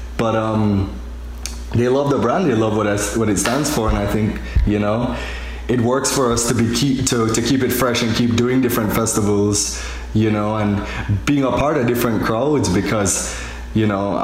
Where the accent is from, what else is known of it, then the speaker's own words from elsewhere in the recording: Jamaica; moved away; I'm from Jamaica